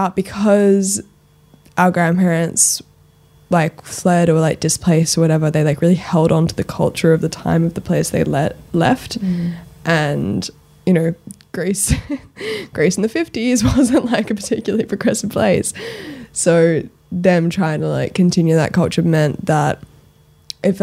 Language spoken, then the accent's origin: English; Sydney, New South Wales, Australia; also born or lived in London; I grew up in Australia